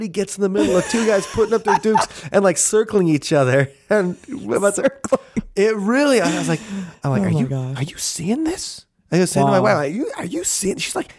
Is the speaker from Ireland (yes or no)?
yes; Ireland; Which also, as an Irishman, I take offense.